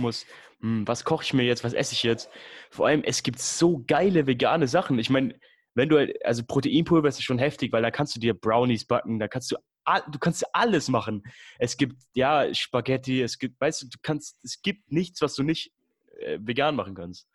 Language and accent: German; Würzburg, Bavaria, Germany; ich komme aus Würzburg